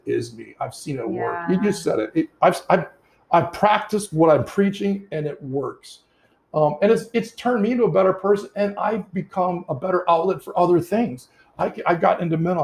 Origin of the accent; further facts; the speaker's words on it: Detroit, Michigan, United States; moved away; when I was growing up in Detroit, my parents were from England